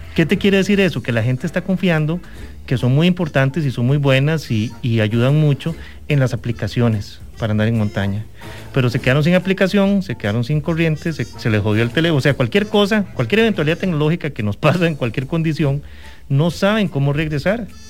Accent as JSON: {"language": "Spanish", "country": "Costa Rica", "said": "nuestro país es un país, e, es hermoso y es un país de extremos"}